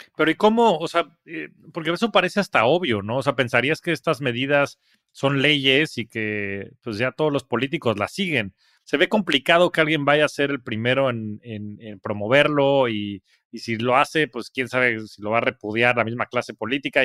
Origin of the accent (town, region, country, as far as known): Mexico